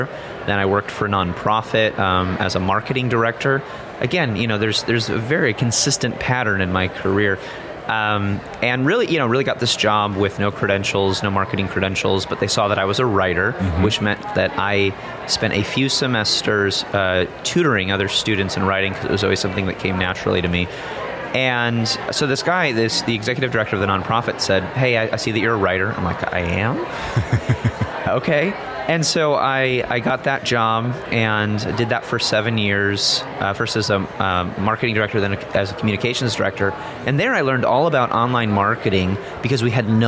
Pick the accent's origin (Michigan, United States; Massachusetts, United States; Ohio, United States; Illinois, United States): Illinois, United States; outside of Chicago; I grew up in Illinois, outside of Chicago, went to college in Illinois